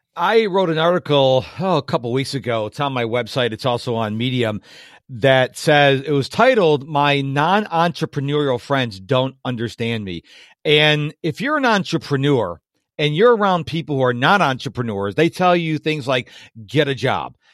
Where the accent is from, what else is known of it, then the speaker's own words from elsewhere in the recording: Rochester, New York, United States; now in Houston, United States; I grew up in Rochester, New York